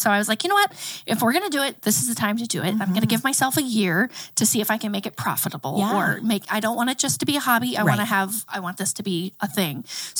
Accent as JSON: {"language": "English", "town": "Alexandria", "region": "Indiana", "country": "United States", "tie": "born or raised there", "also_born_or_lived": "California / Texas", "moved": "as an adult", "lives_now": "Farmland, United States", "said": "From here, I grew up in Alexandria, or Ellic, as we call it"}